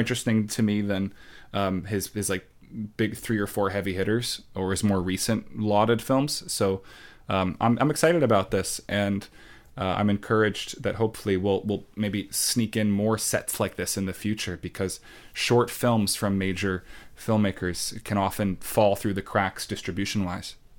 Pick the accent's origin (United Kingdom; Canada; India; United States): United States; Long Island, New York; accent: Long Island; I'm from Long Island